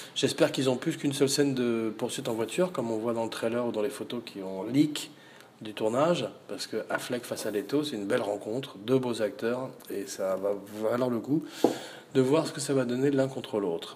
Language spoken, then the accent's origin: French; Provence-Alpes-Côte d'Azur, France; chez nous, en Provence